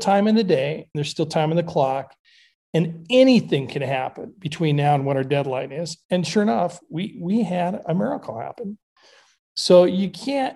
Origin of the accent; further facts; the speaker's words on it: Montana, United States; now in Idaho, United States; I grew up in Montana, but I live in Idaho now.